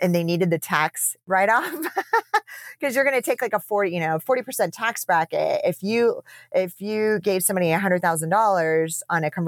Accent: United States; also born or lived in Amsterdam; I'm American

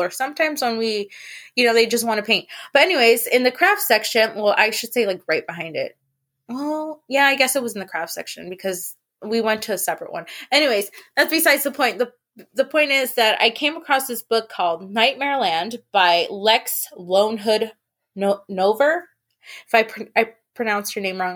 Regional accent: San Francisco, California, United States; also born or lived in the Valley; I grew up in San Francisco

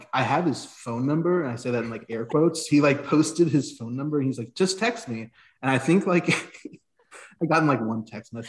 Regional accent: Tampa, Florida, United States; As we established from the get-go. I'm born and raised in Florida, specifically Tampa.

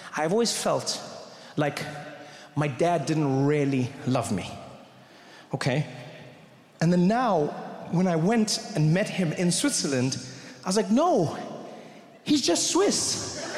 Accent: South Africa; I grew up in South Africa

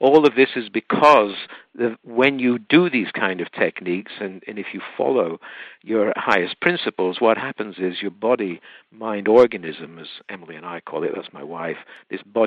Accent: United Kingdom; moved away; I'm from the UK originally. I'm half Welsh, half English

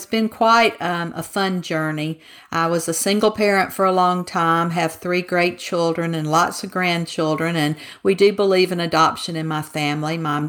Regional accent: Mississippi, United States; moved away as an adult; now in Texas, United States; I'm a Southerner, and I grew up in Mississippi and spent 62 years there to now be buried in Texas.

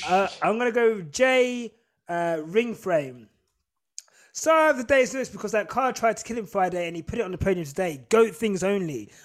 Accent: St Albans, East of England, United Kingdom; I grew up in St Albans

